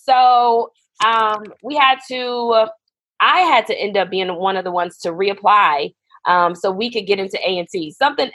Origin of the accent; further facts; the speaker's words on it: Buffalo, New York, United States; moved away as an adult; also born or lived in North Carolina; we're originally from Buffalo, New York.